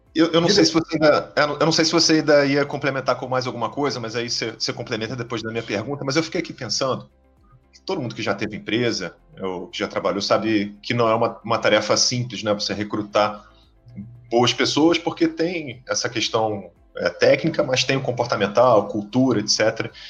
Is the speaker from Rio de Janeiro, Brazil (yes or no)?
yes; Rio de Janeiro, Brazil; Pelo meu sotaque, todo mundo sabe que eu sou aqui do Rio de Janeiro